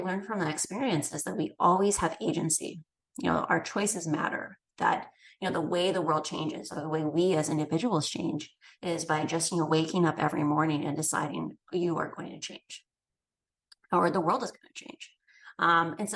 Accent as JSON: {"language": "English", "region": "Midwest", "country": "United States", "tie": "born or raised there", "said": "I grew up in the Midwest"}